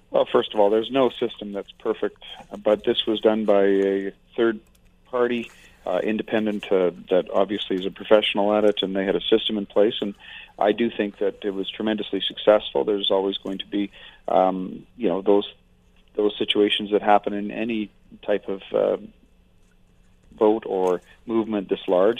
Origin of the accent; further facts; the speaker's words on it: Fort McMurray, Alberta, Canada; I've been in Alberta more than 50 years. I'm from Fort McMurray